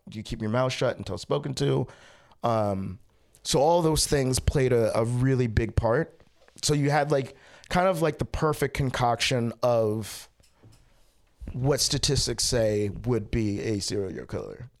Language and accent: English; Baltimore, Maryland, United States; I was born in Baltimore and then I grew up in Baltimore.